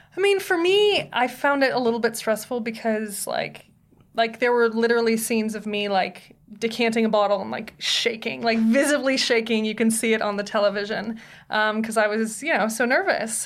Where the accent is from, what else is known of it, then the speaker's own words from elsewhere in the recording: Tiburon, California, United States; moved away as an adult; also born or lived in Napa, California / Sonoma, California / Los Angeles, California; Then we moved to Marin County, a little town called Tiburon.